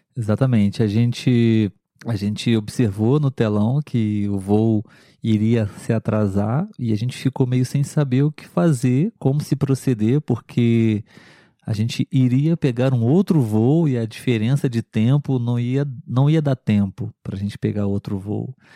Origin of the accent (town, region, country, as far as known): Brazil